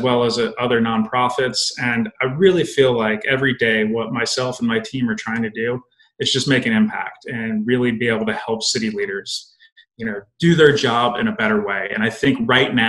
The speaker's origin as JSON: {"language": "English", "town": "Indialantic", "region": "Florida", "country": "United States", "tie": "born or raised there", "moved": "as an adult", "said": "I grew up in a small beach town in Florida near Cape Canaveral, and it was called Indie Atlantic"}